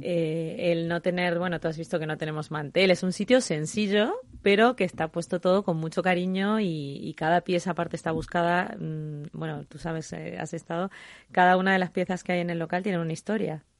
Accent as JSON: {"language": "Spanish", "region": "Mendoza", "country": "Argentina", "tie": "born or raised there", "moved": "yes", "lives_now": "Spain", "said": "mi país de origen, a donde empezó toda esta pasión y este amor por el vino que, es Argentina"}